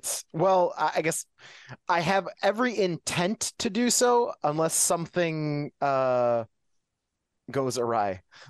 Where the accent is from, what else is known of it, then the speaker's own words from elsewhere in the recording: Canada; I'm Canadian